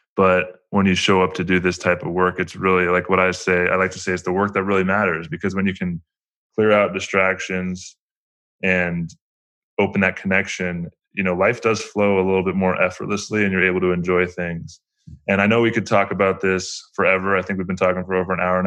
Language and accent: English; United States; growing up in America